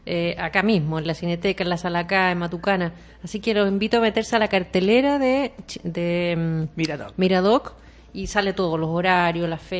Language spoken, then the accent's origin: Spanish; Chile; Somos críticos los chilenos. Somos pues.